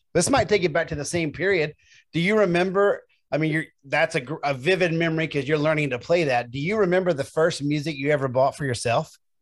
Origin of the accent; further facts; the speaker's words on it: Memphis, Tennessee, United States; now in Medford, United States; I'm from Tennessee, I'm from Memphis